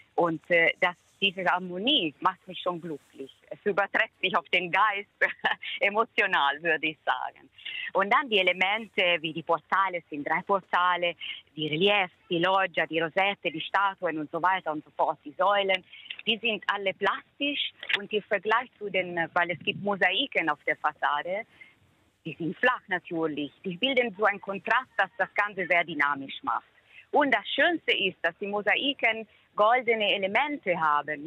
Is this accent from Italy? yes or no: yes; Perugia, Umbria, Italy; now in Germany; Ich kenne die Stadt sehr gut seit meiner Kindheit. Ich stamme ja aus Umbrien, aus Perugia